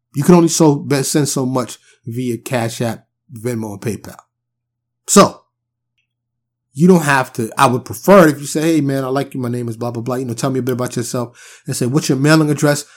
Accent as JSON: {"language": "English", "town": "New York City", "region": "New York", "country": "United States", "tie": "born or raised there", "also_born_or_lived": "the South (US)", "moved": "yes", "said": "I'm born and raised in New York City."}